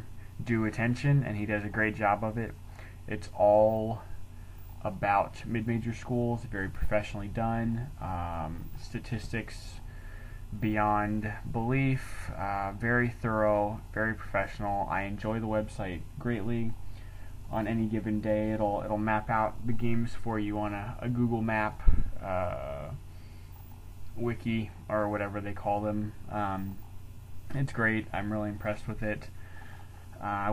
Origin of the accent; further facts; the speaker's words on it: Texas, United States; moved away as an adult; now in Oklahoma City, United States; Originally, I'm from Texas